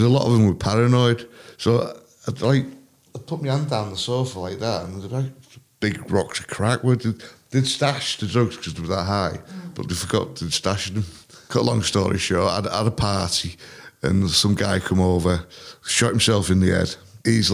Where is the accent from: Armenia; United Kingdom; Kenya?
United Kingdom; England; moved away